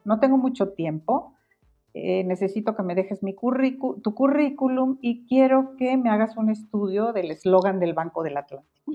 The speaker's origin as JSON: {"language": "Spanish", "country": "Guatemala", "tie": "born or raised there", "moved": "as an adult", "lives_now": "Mexico", "said": "Yo soy, yo nací en Guatemala, ahorita soy mexicana, más mexicana que el mole"}